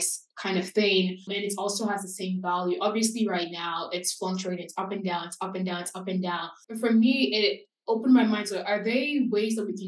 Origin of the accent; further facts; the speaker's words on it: Nigeria; now in United States; as a Nigerian American immigrant and someone who grew up in a different country